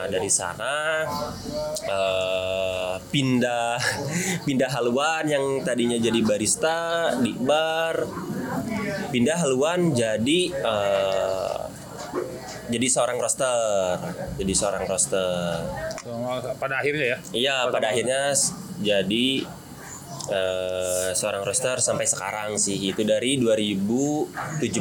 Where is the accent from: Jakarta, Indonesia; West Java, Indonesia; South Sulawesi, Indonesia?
West Java, Indonesia; Singaparna; now in Bandung, Indonesia; Kebetulan saya aslinya dari Tasikmalaya, Pak, dari Singaparna.